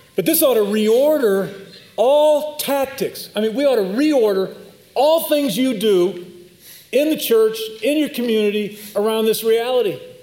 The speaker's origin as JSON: {"language": "English", "town": "Chicago", "region": "Illinois", "country": "United States", "moved": "yes", "said": "I'm from Chicago"}